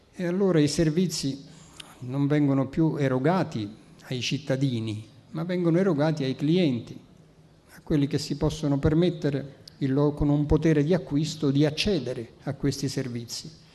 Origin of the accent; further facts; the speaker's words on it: Naples, Campania, Italy; accent: Neapolitan; first language Neapolitan; Italian is a second language; la lingua materna che è il napoletano. È stata la mia lingua madre